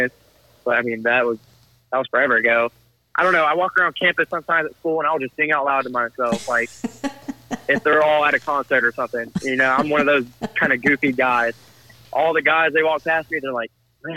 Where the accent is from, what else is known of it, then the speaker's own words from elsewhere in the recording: Jacksonville, Florida, United States; I grew up in Jacksonville most of my life